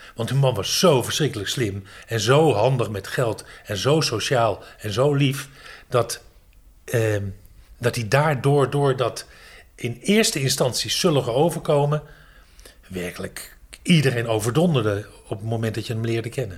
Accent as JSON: {"language": "Dutch", "town": "Amstelveen", "region": "North Holland", "country": "Netherlands", "tie": "born or raised there", "also_born_or_lived": "Haarlem / Hoofddorp", "moved": "as an adult", "lives_now": "Dronten, Netherlands", "said": "ik ben geboren in Amstelveen. En ik ben toen verhuisd naar Haarlem. Daar heb ik heel lang gewoond."}